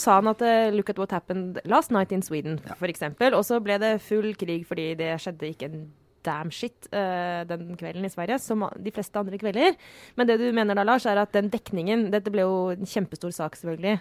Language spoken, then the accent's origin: Norwegian; Skjetten, Akershus, Norway; moved away; Jeg er fra Skjetten, som ligger i Skedsmo kommune